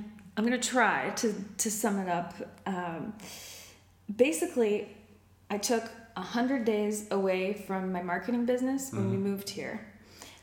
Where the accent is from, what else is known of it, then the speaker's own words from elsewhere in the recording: Denver, Colorado, United States; moved away as an adult; I was born and raised in Denver, Colorado. Moved here about a year and a half ago with my husband.